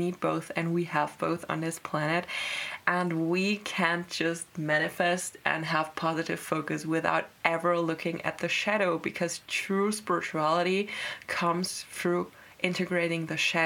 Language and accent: English; Germany; I was born in Germany